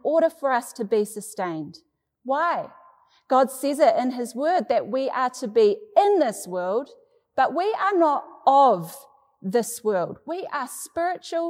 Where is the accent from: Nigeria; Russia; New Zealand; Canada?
New Zealand; Growing up in New Zealand